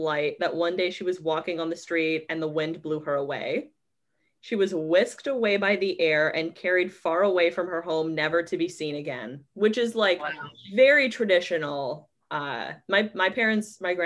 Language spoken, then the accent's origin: English; Vaughan, Ontario, Canada; I grew up in Vaughan, Ontario